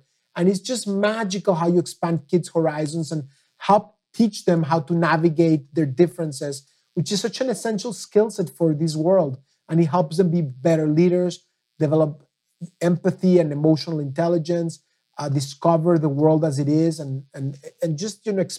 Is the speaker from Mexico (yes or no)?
yes; Mexico; now in United States; I came from Mexico as a son of a Holocaust survivor, passionate about the Middle East.